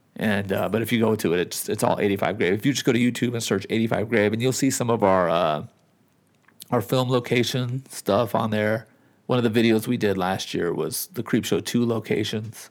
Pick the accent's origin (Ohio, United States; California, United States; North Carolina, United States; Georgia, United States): California, United States; Southern; moved away as an adult; now in Nevada, United States; I'm from California and the, and I've lived in Nevada for a long time